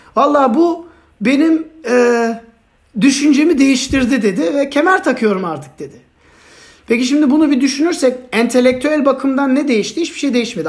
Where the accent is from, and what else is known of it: Turkey